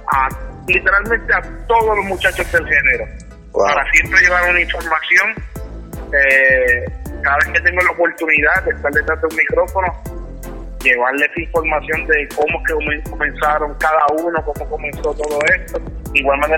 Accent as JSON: {"language": "Spanish", "country": "Puerto Rico", "said": "nosotros los boricuas"}